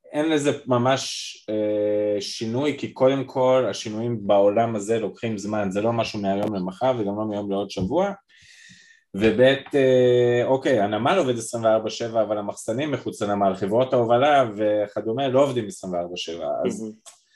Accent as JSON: {"language": "Hebrew", "country": "Israel", "said": "אני ישראלי לטוב ולרע"}